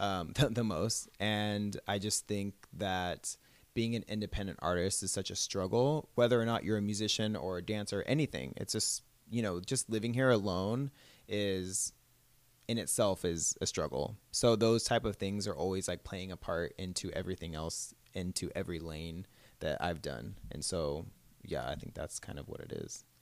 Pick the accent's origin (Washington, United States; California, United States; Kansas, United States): California, United States; Southern; also born or lived in Orange County / Los Angeles; I am from California, so I've, Southern California my whole life pretty much